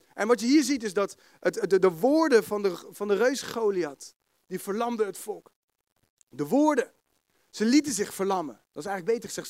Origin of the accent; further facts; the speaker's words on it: The Hague, South Holland, Netherlands; accent: Haags; Kun je me verstaan met mijn Haagse accent